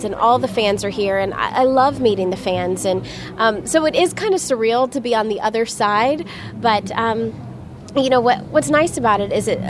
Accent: Orlando, Florida, United States; We're both from Orlando

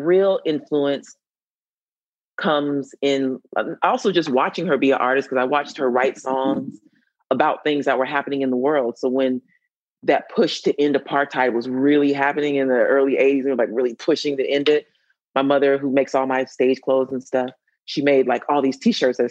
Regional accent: Atlanta, Georgia, United States; I'm from Atlanta.

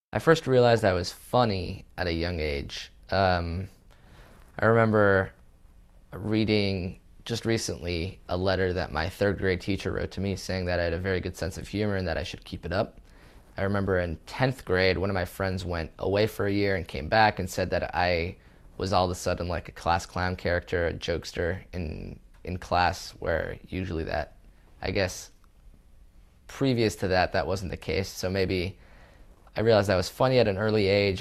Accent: California, United States; moved away as an adult; also born or lived in Israel; now in New York, United States; I was born in Israel, moved to California at age two, moved to New York at age twenty-two

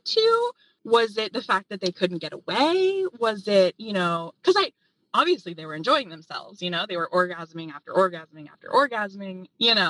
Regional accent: Appalachia, United States; Growing up in Appalachia

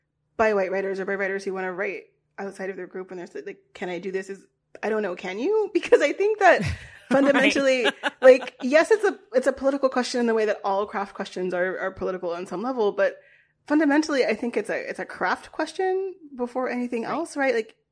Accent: Virginia, United States; I grew up in Virginia. I went to a high school named after a Confederate general.

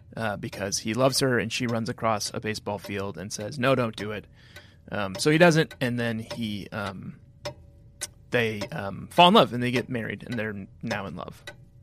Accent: United States; I am here as an ambassador to the creative arts of my great country, the United States of America.

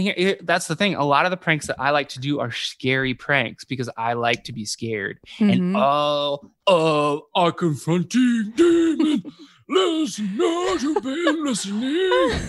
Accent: Dayton, Ohio, United States; moved away as an adult; now in Cleveland, United States; I'm from Dayton, like I just moved to Cleveland recently, like but I've like for the most part like grown up in Dayton, you know, I've been there for years.

